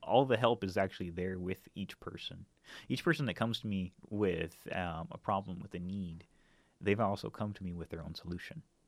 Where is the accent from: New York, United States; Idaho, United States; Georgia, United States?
Idaho, United States; North; moved away as an adult; also born or lived in Seattle, Washington; now in Portland, United States; I'm originally from North Idaho. Um, grew up there, and spent pretty much most of the, my first two decades in that uh, region